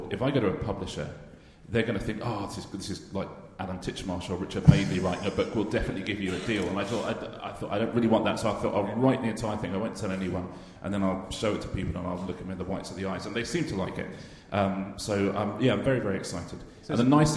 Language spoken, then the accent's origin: English; United Kingdom; I am British